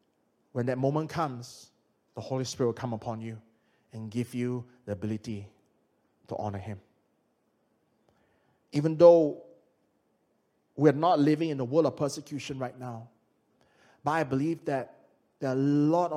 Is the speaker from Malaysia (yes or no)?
yes; Malaysia; now in United Kingdom; I'm from Malaysia